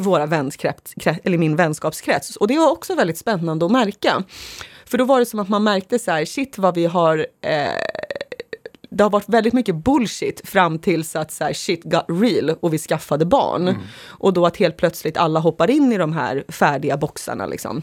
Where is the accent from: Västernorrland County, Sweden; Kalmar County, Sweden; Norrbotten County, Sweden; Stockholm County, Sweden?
Stockholm County, Sweden; Sorunda; I ett sånt område växte jag upp